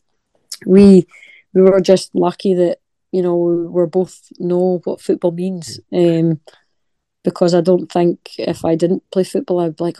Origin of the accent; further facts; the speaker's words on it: Scotland, United Kingdom; moved away; my wee town's so special to me. Grew up there, lovely memories, you know, my family's still there